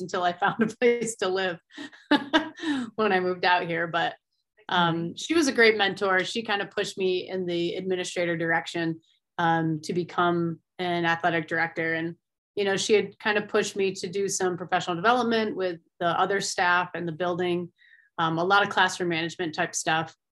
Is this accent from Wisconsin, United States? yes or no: no; Finger Lakes region, New York, United States; moved away as an adult; now in Colorado, United States; I grew up in the Finger Lake region